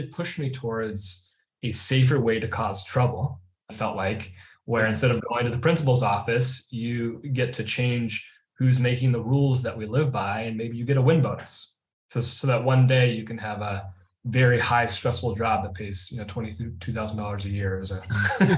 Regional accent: Portland, Oregon, United States; growing up in East Portland, you know, on Hawthorne in East Portland

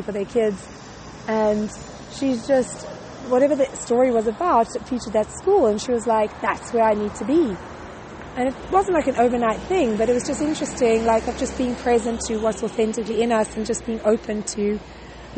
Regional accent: South Africa; moved away; we're both from South Africa

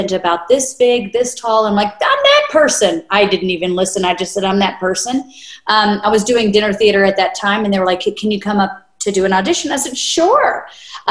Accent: North Little Rock, Arkansas, United States; moved away as an adult; now in California, United States; I was born and raised in North Little Rock

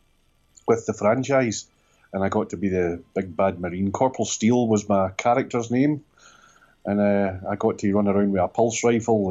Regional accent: Northern Ireland, United Kingdom; I was brought up in Northern Ireland

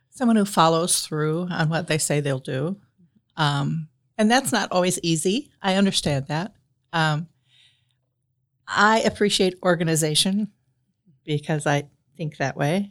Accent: South Dakota, United States; moved away as an adult; also born or lived in Indianapolis, Indiana; now in Marion, United States; I grew up in South Dakota

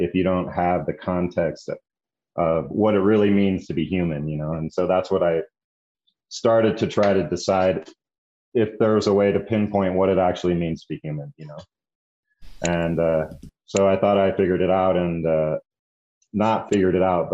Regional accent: the West, United States; also born or lived in New Mexico; growing up in the West and being the child of hippies

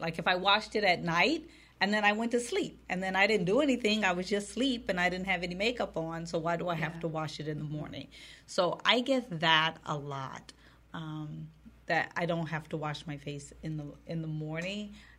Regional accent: Wisconsin, United States; also born or lived in Minnesota; because I'm from Wisconsin and Minnesota

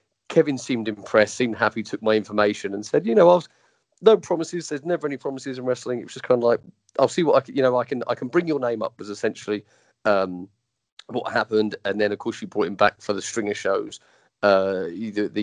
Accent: England, United Kingdom; I'm English.

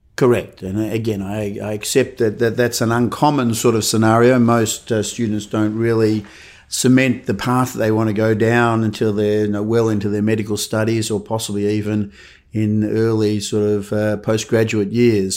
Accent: Melbourne, Victoria, Australia; Born and bred in Melbourne, so grew up in Edith Vale, uh, Bayside

